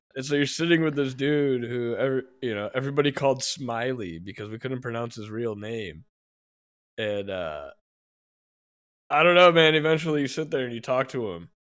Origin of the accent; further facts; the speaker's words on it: Hoffman Estates, Illinois, United States; I was born in Hoffman Estates Hospital